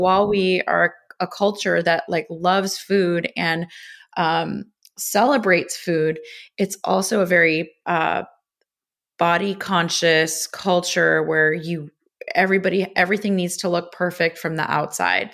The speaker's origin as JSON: {"language": "English", "town": "Los Angeles", "region": "California", "country": "United States", "tie": "born or raised there", "said": "I grew up in Los Angeles"}